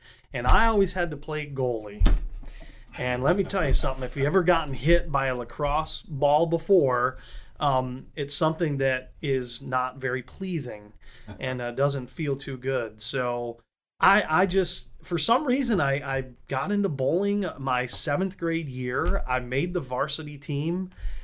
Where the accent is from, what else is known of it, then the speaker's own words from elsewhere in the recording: Fulton, New York, United States; also born or lived in Syracuse, New York; now in Haines City, United States; raised in a small town just north of Syracuse called Fulton, New York